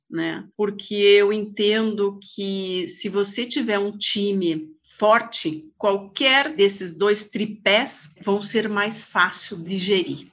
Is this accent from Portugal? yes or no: no; Lapa, Paraná, Brazil; eu nasci numa cidade próximo daqui, na Grande Lapa, né? Vim aos 16 anos para cá para estudar como bons filhos de lapiano